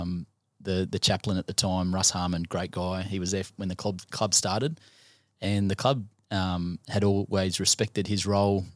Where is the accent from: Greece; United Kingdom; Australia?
Australia; Gold Coast, Queensland; born or raised there